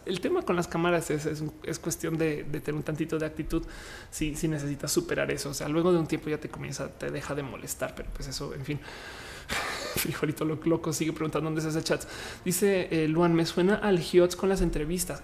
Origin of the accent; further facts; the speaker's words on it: Colombia; now in Mexico; soy colombiana de paso, pero estoy en México